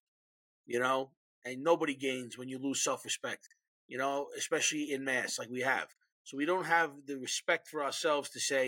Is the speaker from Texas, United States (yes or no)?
no; New York City, New York, United States; Born and raised in New York City